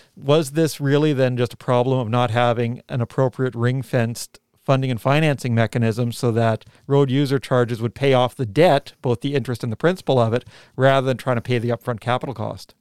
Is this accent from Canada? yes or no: yes; Canada; now in New Zealand; when I was a kid growing up in Canada